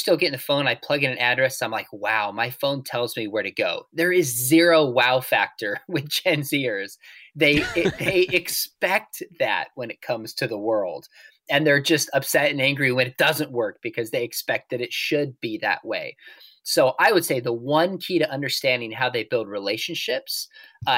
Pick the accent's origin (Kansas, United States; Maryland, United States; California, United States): California, United States; when I was a kid, where I grew up in California